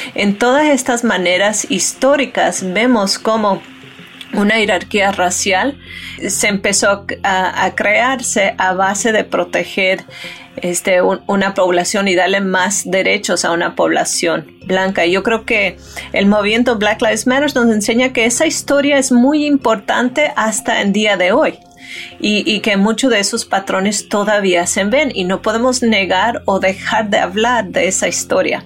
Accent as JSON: {"language": "Spanish", "country": "United States", "said": "así somos nosotros como americanos"}